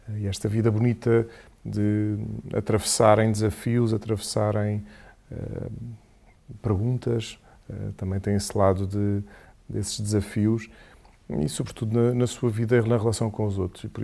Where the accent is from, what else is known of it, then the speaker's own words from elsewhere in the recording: Portimão, Faro, Portugal; accent: Algarve; primeiro sou de Portimão. Quanto muito se tivesse que usar algum sotaque era do Algarve.